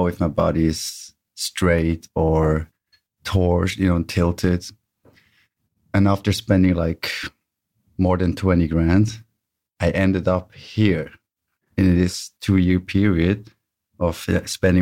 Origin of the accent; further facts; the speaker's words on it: Bern, Switzerland; I'm from Switzerland, Bern